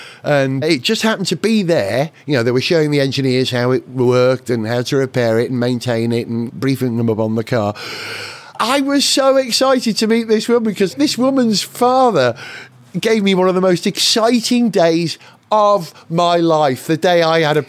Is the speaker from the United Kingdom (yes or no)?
yes; Holywell, Wales, United Kingdom; I'm from Hollywell, which is just down the road from where we were in Llandudno.